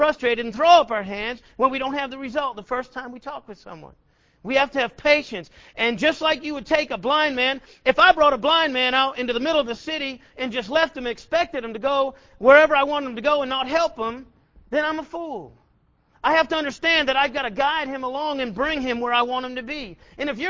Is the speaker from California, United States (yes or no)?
no; Massachusetts, United States; moved away as an adult; now in Killeen, United States; I was living here in Killeen, not my home. I'm from Massachusetts